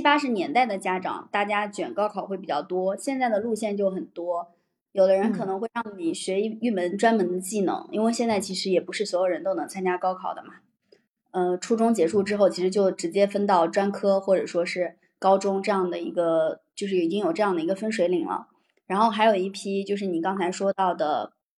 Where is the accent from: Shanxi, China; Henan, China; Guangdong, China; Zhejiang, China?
Henan, China; 河南的我